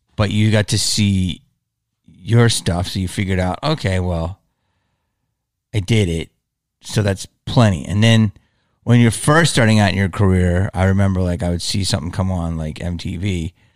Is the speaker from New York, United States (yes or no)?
no; Philadelphia, Pennsylvania, United States; moved away as an adult; also born or lived in Los Angeles; growing up in Philly